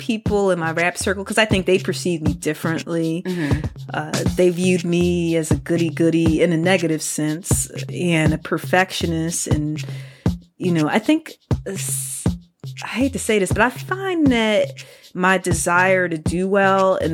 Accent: Philadelphia, Pennsylvania, United States; I'm from Philadelphia.

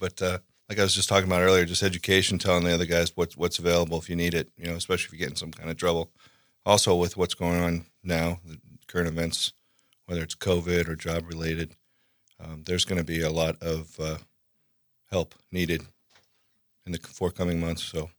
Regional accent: Laguna Beach, California, United States; I am from Orange County, California. Grew up in Laguna Beach.

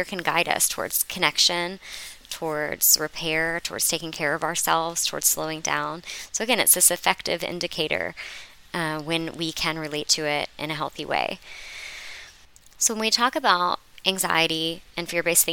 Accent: Florida, United States; I'm from Florida

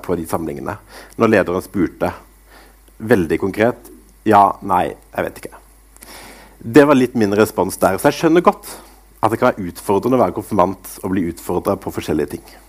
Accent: Grimstad, Agder, Norway; jeg begynte i ungdomsarbeidet i Misjonskirka i Grimstad, der jeg vokste opp

